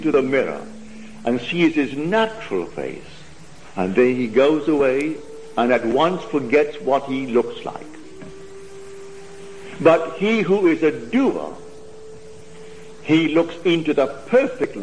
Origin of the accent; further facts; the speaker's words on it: United Kingdom; moved away as an adult; now in United States; being a citizen of Britain